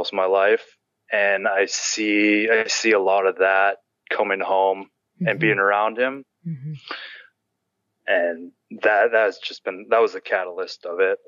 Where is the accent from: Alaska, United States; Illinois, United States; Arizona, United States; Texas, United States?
Alaska, United States; Bush; I grew up in Bush, Alaska